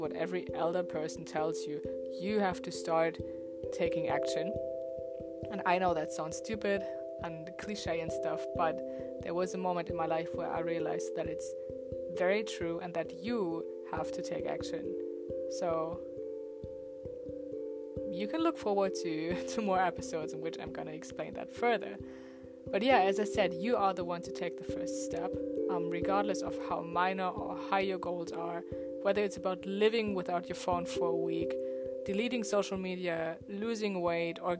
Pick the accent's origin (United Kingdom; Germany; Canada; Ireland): Germany; I was born and raised in Germany